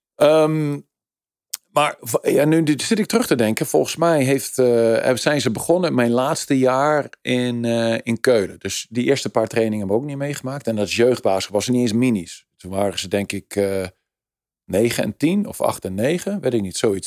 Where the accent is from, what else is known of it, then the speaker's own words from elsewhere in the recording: Netherlands; ik ben Nederlander